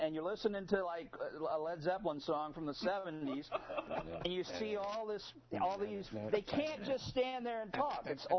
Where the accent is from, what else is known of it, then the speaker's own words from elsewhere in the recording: Detroit, Michigan, United States; also born or lived in New York City, Long Island area; now in Catskill Mountains, New York, United States; when I was growing up in Detroit.